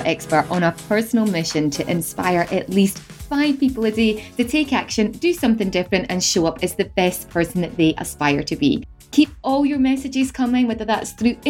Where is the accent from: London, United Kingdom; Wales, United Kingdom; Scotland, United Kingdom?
Scotland, United Kingdom; Edinburgh; now in Dubai, United Arab Emirates; We're both from Scotland. We're both from Edinburgh